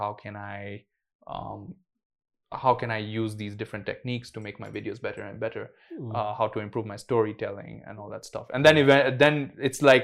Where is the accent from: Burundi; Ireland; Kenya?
Kenya; being a Kenyan boy